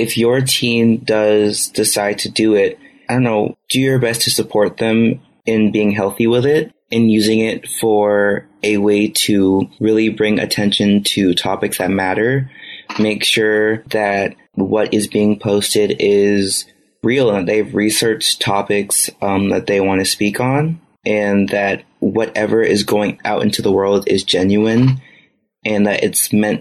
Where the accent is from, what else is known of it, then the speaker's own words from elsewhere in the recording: United States; as American citizens